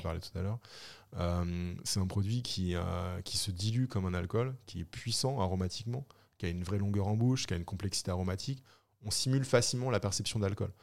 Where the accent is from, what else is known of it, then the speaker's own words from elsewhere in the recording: Normandy, France; also born or lived in Brittany; je suis normand, j'ai fait mes études en Bretagne